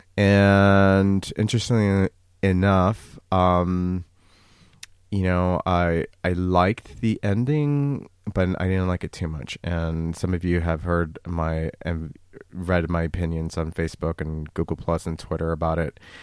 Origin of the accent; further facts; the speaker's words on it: United States; the United States, my home country